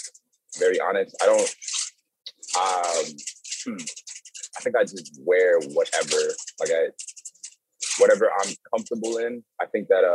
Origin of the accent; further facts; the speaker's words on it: Maryland, United States; moved away; also born or lived in Dallas, Texas; I grew up in Maryland, and in Maryland, you know, people grew up wearing like snapbacks